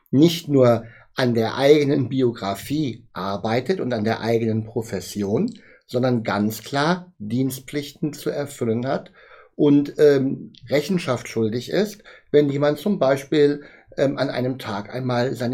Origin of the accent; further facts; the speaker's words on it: Bonn, North Rhine-Westphalia, Germany; born there; Ich komme gebürtig aus Bonn, das muss ich immer wieder dabei sagen